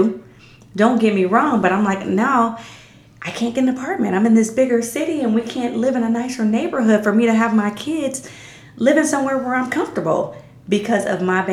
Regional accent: Canton, Ohio, United States; moved away as an adult; now in Reynoldsburg, United States; Canton, my hometown

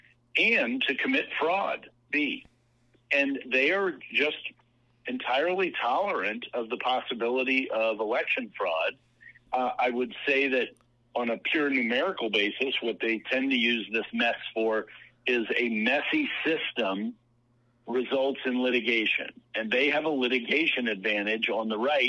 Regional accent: Virginia, United States; in Virginia, my home state

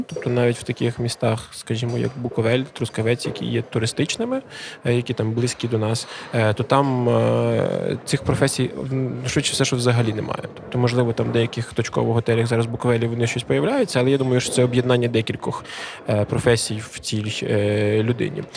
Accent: Lviv Oblast, Ukraine; moved away as an adult; now in Khortytsia, Ukraine; ми всі родом з Львівщини

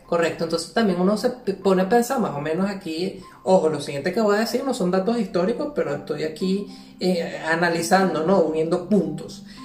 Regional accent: Venezuela; now in Ponte de Lima, Portugal; nosotros somos de Venezuela

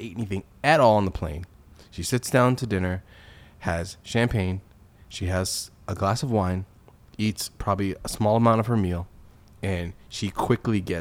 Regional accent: United States; as an American

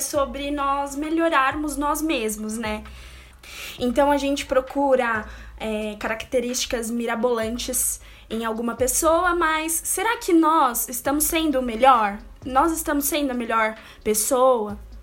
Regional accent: São Paulo, Brazil; aqui na capital, São Paulo, porque nós somos de São Paulo.

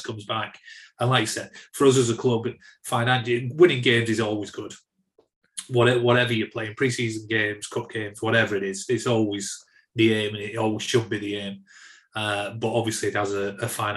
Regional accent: Atherton, North West England, United Kingdom; I'm sort of from Atherton, which is sort of in between Bolton and Wigan

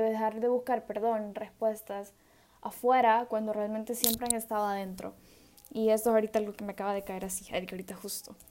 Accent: El Salvador; yo soy del Salvador

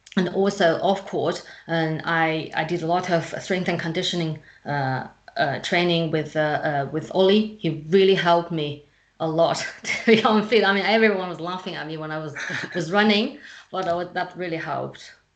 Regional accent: China; English is a second language; moved away as an adult; also born or lived in Friedrichshafen, Germany; When I moved away from China, I um, I, I was living by myself.

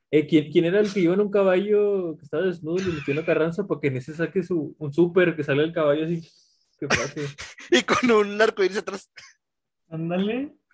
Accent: Mexico; Son patrimonio de nosotros como mexicanos.

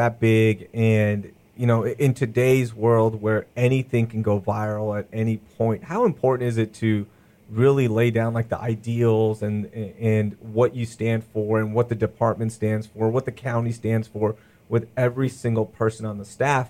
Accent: Sugar Land, Texas, United States; And I grew up here in Sugar Land, so, you know, using 59 all the time and all that good stuff.

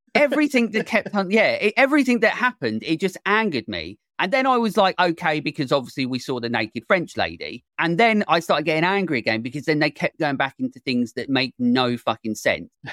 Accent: England, United Kingdom; I'm English

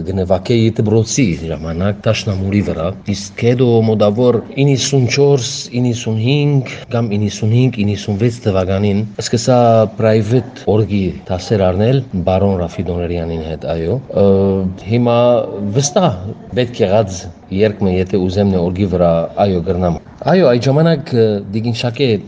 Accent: Lebanon; also born or lived in Armenia; Ծնած եմ Լիբանան, Ադանացի Հորմե, եւ Մարասի մորմե։

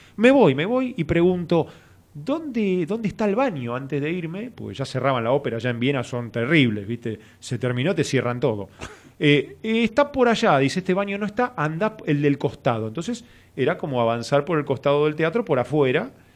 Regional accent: Argentina; y argentino

